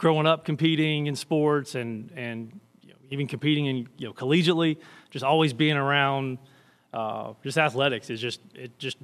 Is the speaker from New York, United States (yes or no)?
no; Birmingham, Alabama, United States; moved away as an adult; now in Chattanooga, United States; I'm from Birmingham